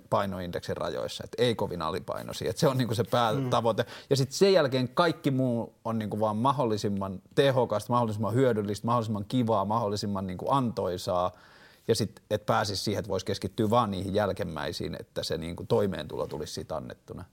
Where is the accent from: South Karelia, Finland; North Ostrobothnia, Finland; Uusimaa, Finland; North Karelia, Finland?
Uusimaa, Finland; Vantaa; mä oon vantaalainen mies tai mä oon 33-vuotias mies